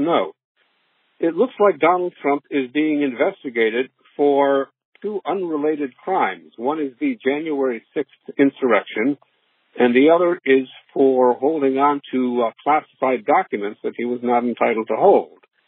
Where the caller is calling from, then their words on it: Los Angeles, California, United States; I'm calling from Los Angeles